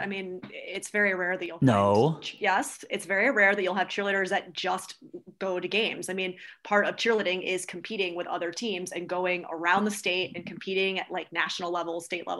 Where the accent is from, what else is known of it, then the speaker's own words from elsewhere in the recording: New York City, New York, United States; I'm from New York, where it's super high fashion.